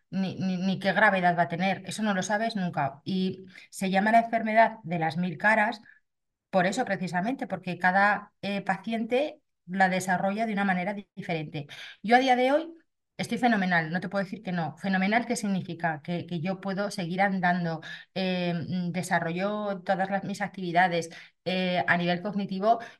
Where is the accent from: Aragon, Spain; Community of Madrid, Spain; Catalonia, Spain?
Aragon, Spain; Zaragoza; Actualmente tengo 49 años, soy de Zaragoza